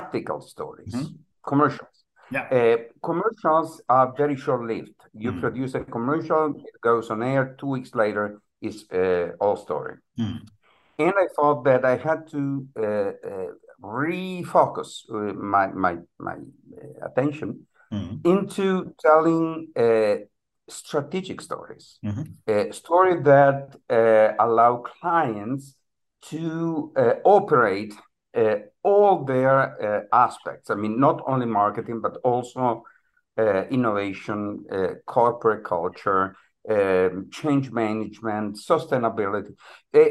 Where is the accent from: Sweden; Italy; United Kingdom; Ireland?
Italy; northern Italy; moved away as an adult; now in Miami, United States; I live in the U.S. I've been living here for the last 25 years, but I was born in Italy in a very small town in the northern part of the country